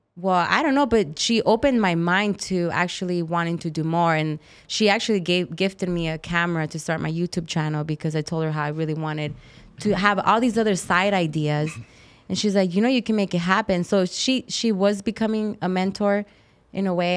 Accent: Tucson, Arizona, United States; moved away; I grew up in Tucson

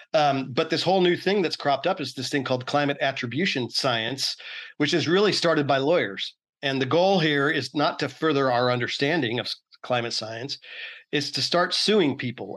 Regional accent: Oakland, California, United States; I'm from Oakland, California originally

